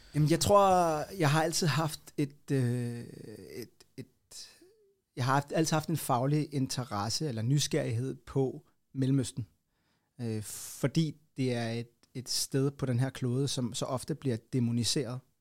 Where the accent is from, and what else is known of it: Copenhagen, Capital Region of Denmark, Denmark; born or raised there